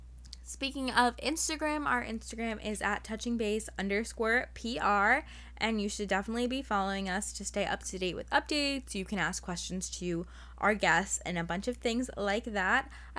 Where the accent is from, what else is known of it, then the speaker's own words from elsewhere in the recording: New York City, New York, United States; Because like I grew up like with New York City as like my backyard.